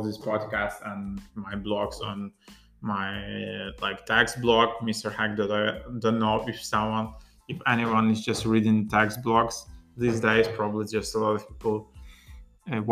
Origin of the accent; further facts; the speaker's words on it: Ukraine; English is a second language; I'm not a native English speaker. I'm from Ukraine, so for me, speaking in English is not that easy